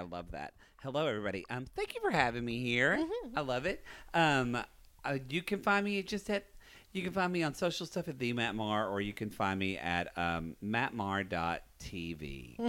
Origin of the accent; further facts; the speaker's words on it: Lone Grove, Oklahoma, United States; moved away; I grew up in Southern Oklahoma, a town called Lone Grove, about 4,000 people. And, yeah, I was happy to grow up there.